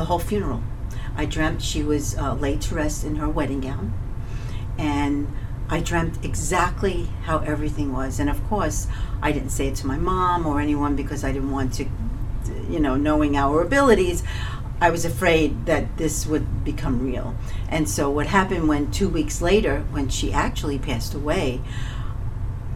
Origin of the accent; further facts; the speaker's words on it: New York City, New York, United States; I was born and raised in Coney Island, Brooklyn